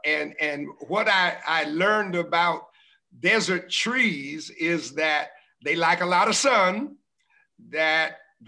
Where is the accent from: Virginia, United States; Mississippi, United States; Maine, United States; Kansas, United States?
Kansas, United States; moved away as an adult; also born or lived in New York City; now in desert Southwest, United States; Born and reared in Kansas from childhood, from infancy up until community college, and left at 19.